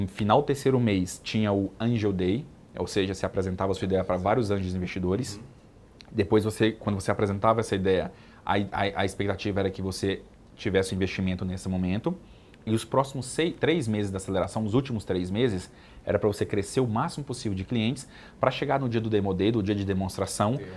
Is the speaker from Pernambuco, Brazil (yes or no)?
no; Brasília, Federal District, Brazil; Eu sou de Brasília